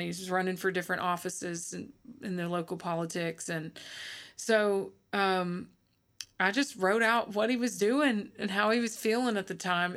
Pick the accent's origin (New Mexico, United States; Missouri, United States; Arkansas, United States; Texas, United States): Arkansas, United States; I grew up in Arkansas